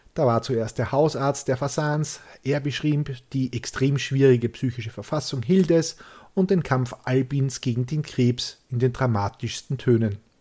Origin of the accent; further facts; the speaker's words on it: Austria; so sind wir Österreicher.